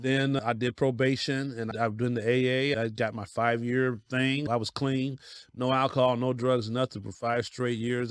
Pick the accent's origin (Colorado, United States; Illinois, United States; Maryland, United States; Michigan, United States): Colorado, United States; Denver; now in Cleveland, United States; I'm born and raised in Denver, Colorado